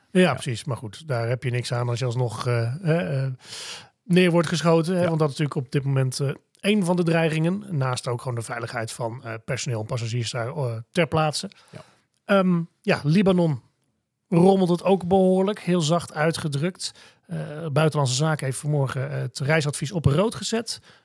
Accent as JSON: {"language": "Dutch", "country": "Netherlands", "said": "als Nederlander"}